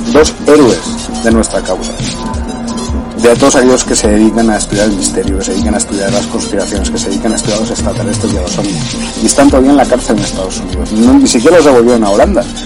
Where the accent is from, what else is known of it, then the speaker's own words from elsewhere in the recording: Granada, Andalusia, Spain; desde que era pequeño, desde, desde que estaba en mi pueblo en Granada.